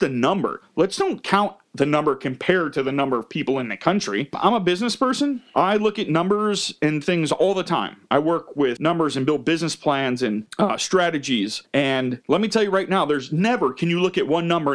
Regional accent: United States; I was born as an American citizen

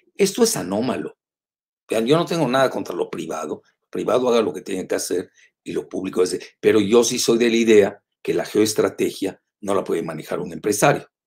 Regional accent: Mexico

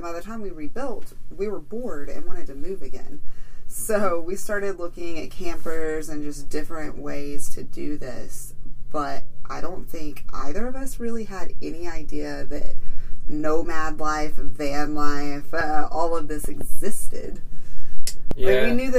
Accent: Texas, United States; Well, I'm originally from Texas. Me and Shane had been together and lived in multiple different cities and towns around the country

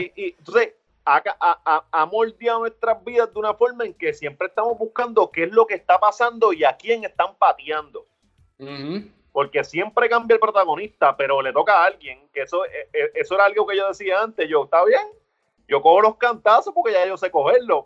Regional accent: Ponce, Puerto Rico; yo vengo de Ponce

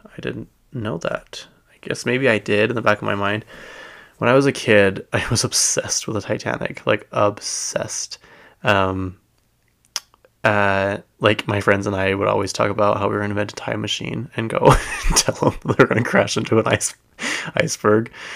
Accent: United States; we grew up in America

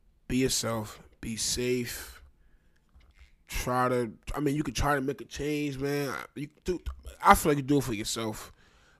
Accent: Trenton, New Jersey, United States; I'm from Trenton, New Jersey

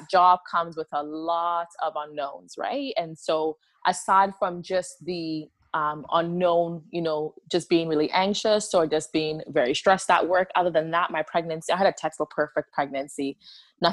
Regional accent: Ghana; moved away; I was born and raised in Ghana

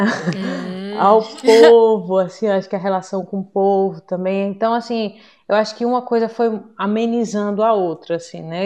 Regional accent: Recife, Pernambuco, Brazil; moved away as an adult; now in Braga, Portugal; Sou natural de Recife Porém, já estou aqui em Braga

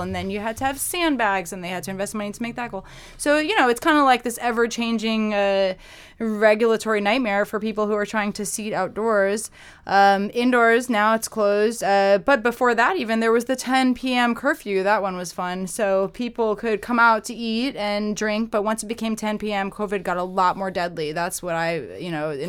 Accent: Massachusetts, United States; moved away as an adult; also born or lived in Boston; now in New York City, United States; I grew up in Massachusetts.

